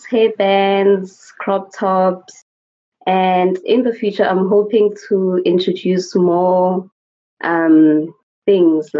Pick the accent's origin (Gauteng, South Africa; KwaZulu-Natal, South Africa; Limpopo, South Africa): Gauteng, South Africa; Soweto; I'm from Soweto and I'm 20 years of age